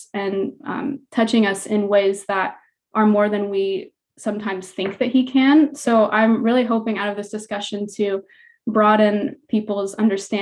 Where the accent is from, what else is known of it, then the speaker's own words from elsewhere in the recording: Illinois, United States; now in California, United States; I'm originally from Illinois